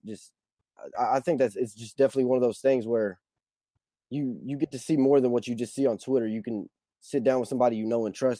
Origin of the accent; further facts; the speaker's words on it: California, United States; Hey, I'm from California, but it's the kind of thing where you would rather go somewhere and have somebody similar to you, have somebody from a similar background.